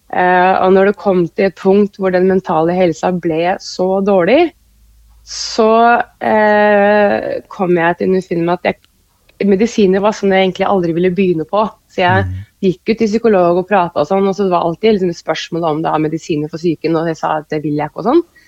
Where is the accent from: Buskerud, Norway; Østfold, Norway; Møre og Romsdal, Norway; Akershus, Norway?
Akershus, Norway; Kløfta; moved away as an adult; also born or lived in Oslo; now in Oppdal, Norway; jeg har egentlig vokst opp eh, som sånn barneskole, ungdomsskoleår på, på Kløfta